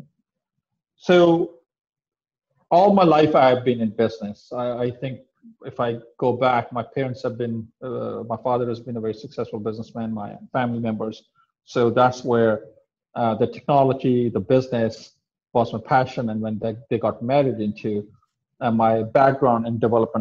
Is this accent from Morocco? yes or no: no; Pakistan; also born or lived in Middle East / Europe; now in United States; I come from South Asian country of Pakistan, and being from Pakistan